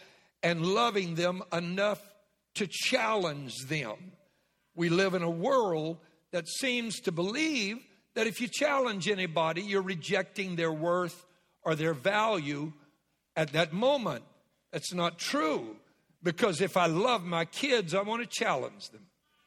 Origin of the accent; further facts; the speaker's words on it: Southwest Louisiana, United States; I was raised in Southwest Louisiana